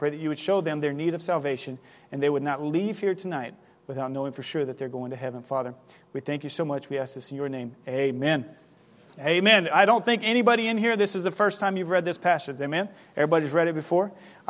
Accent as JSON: {"language": "English", "town": "Ribeirão Preto", "region": "São Paulo", "country": "Brazil", "tie": "born or raised there", "moved": "yes", "said": "I grew up in Brazil. This time of year in Brazil, it is not cold, it is not snowy, it is hot. Right now, today, I saw that in Ribeirão Preto, where we lived before we came up, it is 95 degrees"}